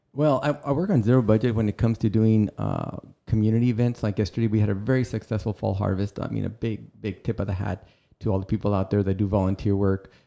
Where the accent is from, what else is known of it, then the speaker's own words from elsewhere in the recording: Rio Grande City, Texas, United States; I'm originally from Rio Grande City, which is just west of here